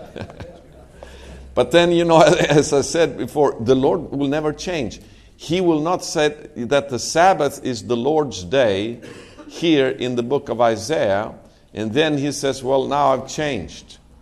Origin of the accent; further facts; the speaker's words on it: Sweden; moved away as an adult; now in Israel; I'm from Sweden, but um, me and my family, we have been living in Israel for nine years.